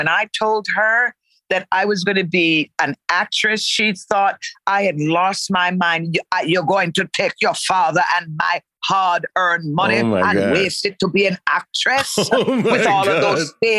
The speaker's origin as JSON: {"language": "English", "region": "Connecticut", "country": "United States", "tie": "born there", "said": "You know, I was born in Connecticut, but, you know, from the islands, very often what happens is parents will decide where you're going to be born."}